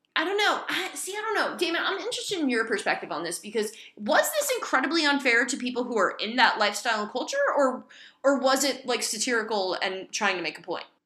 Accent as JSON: {"language": "English", "area": "Hudson County", "region": "New Jersey", "country": "United States", "tie": "born or raised there", "said": "I grew up in Hudson County"}